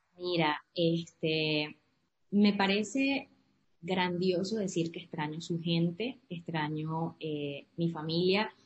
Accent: Trujillo, Venezuela; born or raised there; moved away as an adult; also born or lived in Caracas / Maracaibo / Louisiana; now in Houston, United States

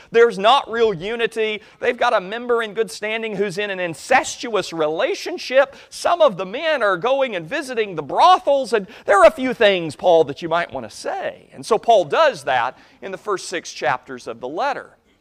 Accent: United States; as American Christians

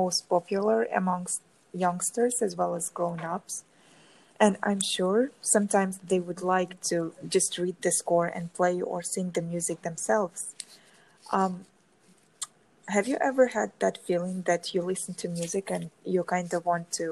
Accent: Tashkent, Uzbekistan; now in Florida, United States; I'm originally from Central Asia, from Uzbekistan, Tashkent

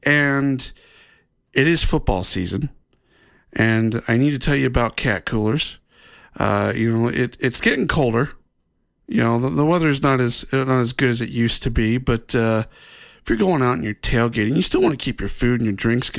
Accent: Ohio, United States; now in Utah, United States; since living in Utah, growing up in Ohio, and then coming out here and living in Utah

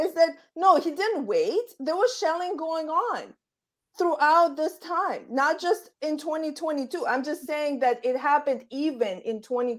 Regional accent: Belarus; moved away; Where I grew up in Belarus

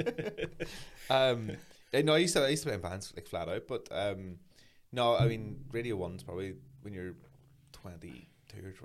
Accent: Aughnacloy, Northern Ireland, United Kingdom; I'm just a small town boy born and raised in Achnacloy.

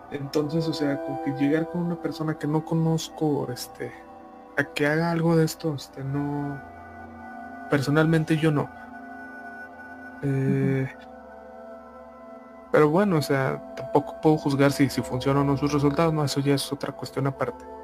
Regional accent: Ica, Peru; Un día me fui de viaje a una provincia de mi tierra natal, que es la ciudad de Ica, en Perú.

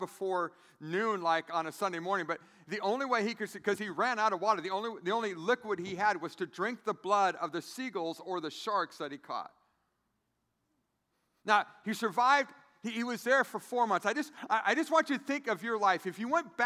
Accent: San Diego, California, United States; now in Grand Rapids, United States; I'm from San Diego, California.

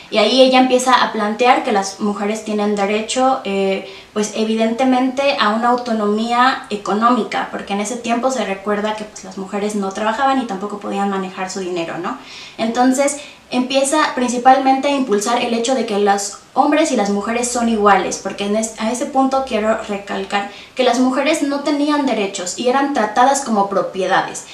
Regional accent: Tasquillo, Hidalgo, Mexico; now in Pachuca, Mexico; yo soy originaria de Tasquillo, como ya lo mencionaste, eh, actualmente radico en Pachuca

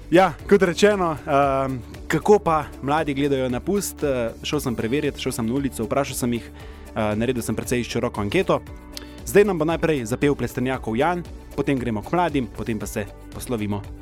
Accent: Slovenia; Slovenci smo kulturen narod.

